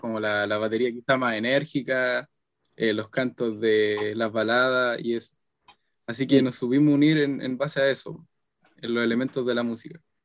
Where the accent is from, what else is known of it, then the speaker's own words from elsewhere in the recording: Chile; soy chileno